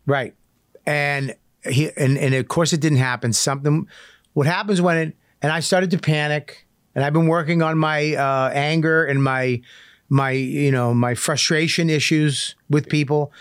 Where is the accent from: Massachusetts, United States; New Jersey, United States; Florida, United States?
Massachusetts, United States; Medford; when I grew up in Medford